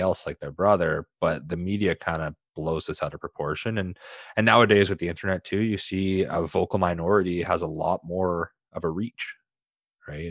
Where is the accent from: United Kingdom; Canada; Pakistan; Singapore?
Canada; I'm a Canadian